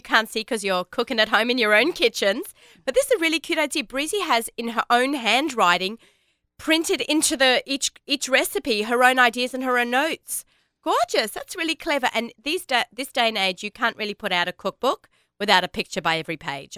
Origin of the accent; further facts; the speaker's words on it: Australia; now in United States; I am Australian